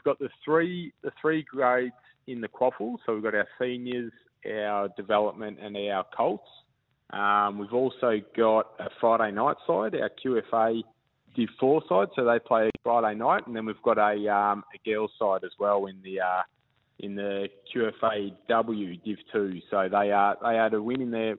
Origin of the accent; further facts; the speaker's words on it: Victoria, Australia; moved away as an adult; now in Queensland, Australia; So I was originally from Victoria, and I was playing in the VFL down in Victoria with the Box Hill Hawks